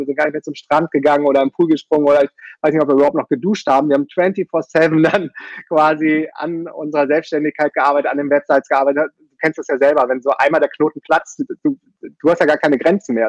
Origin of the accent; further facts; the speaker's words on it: Düsseldorf, North Rhine-Westphalia, Germany; moved away as an adult; also born or lived in Münster / Brazil; sehr konventionell aufgewachsen in Düsseldorf und bin da zur Schule gegangen